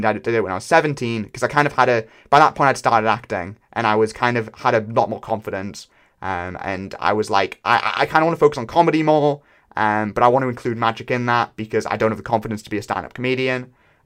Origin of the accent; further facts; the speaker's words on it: United Kingdom; I am British